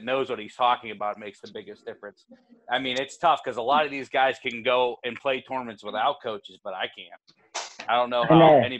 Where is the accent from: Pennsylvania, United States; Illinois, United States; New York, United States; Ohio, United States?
Pennsylvania, United States; Pittsburgh; I'm from Pittsburgh